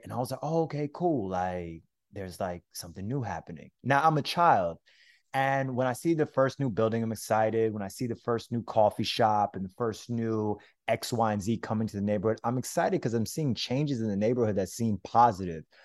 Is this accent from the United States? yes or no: yes; Florida, United States; I'm actually originally from Florida, but my family's from Brooklyn.